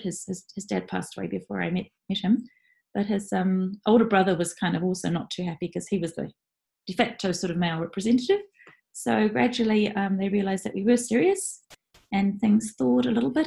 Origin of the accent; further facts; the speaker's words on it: New Zealand; moved away as an adult; now in Japan; I was in New Zealand working